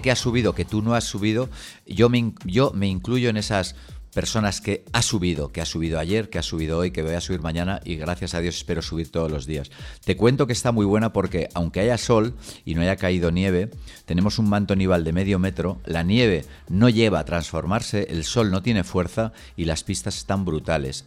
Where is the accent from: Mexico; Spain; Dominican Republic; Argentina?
Spain; La Rioja; como riojano que soy